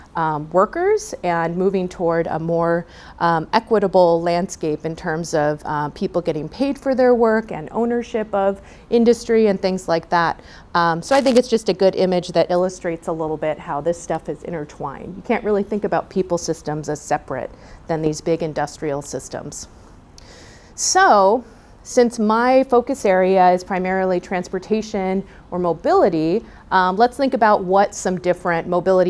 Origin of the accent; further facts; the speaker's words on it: San Juan Capistrano, California, United States; I was born and raised in San Juan Capistrano, down in South Orange County.